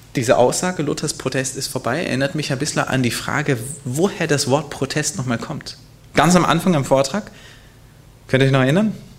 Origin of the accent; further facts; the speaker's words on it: Hanover, Lower Saxony, Germany; Hannover, mein Geburtsort.